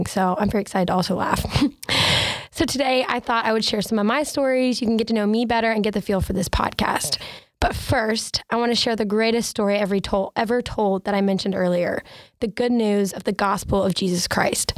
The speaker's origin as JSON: {"language": "English", "town": "Asheville", "region": "North Carolina", "country": "United States", "said": "I'm from Asheville, North Carolina"}